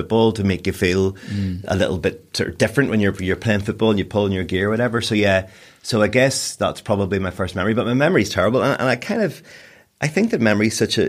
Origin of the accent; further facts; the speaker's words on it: Newry, Northern Ireland, United Kingdom; also born or lived in Newcastle, Northern Ireland / Belfast; at the age of 10, I moved from Newry to Newcastle. So there's 10 years of my life I lived in Newry